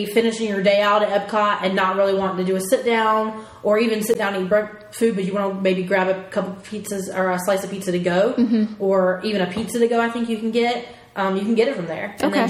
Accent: Japan; I'm from Japan.

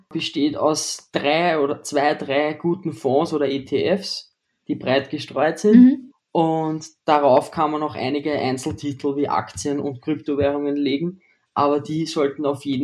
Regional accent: Austria; ich bin aus Österreich, ich bin 19 Jahre alt und wohne in der Nähe von Wien.

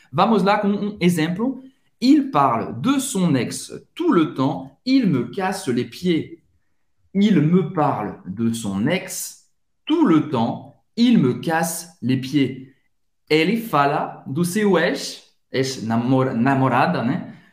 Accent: France; first language French; je suis français

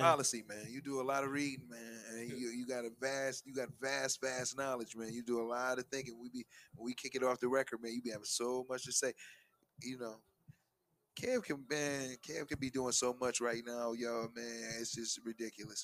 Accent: Buffalo, New York, United States

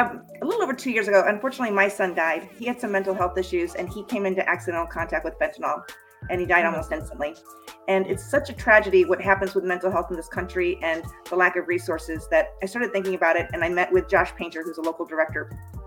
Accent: Boston, Massachusetts, United States; also born or lived in Colorado; now in Florida, United States; And for the most part, I grew up either in the Boston area or in Colorado. I moved to Florida about 30 years ago

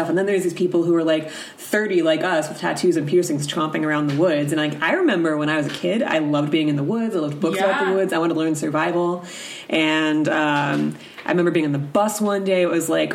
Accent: the South, United States; moved away; I'm also from the South

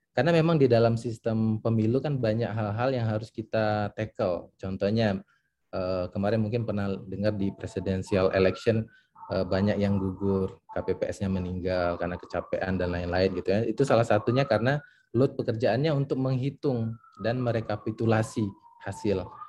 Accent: Palembang, South Sumatra, Indonesia; also born or lived in Aceh; now in Bandung, Indonesia; saya orang Aceh ya, cuma uh, besar di Palembang, tapi uh, sekarang tinggal di Bandung

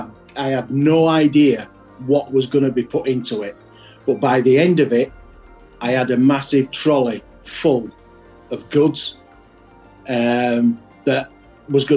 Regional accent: Yorkshire and the Humber, United Kingdom; being a Yorkshireman

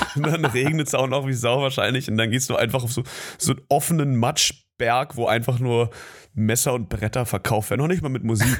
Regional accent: Berlin, Germany; Ich komme ja aus Berlin, aus Südberlin

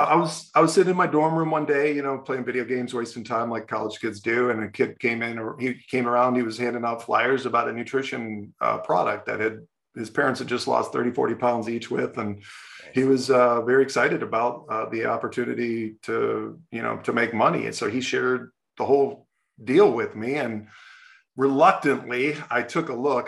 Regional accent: Ohio, United States; I grew up in Ohio

